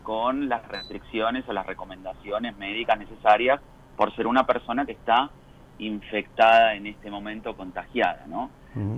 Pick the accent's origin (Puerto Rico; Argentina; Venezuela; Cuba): Argentina; como argentinos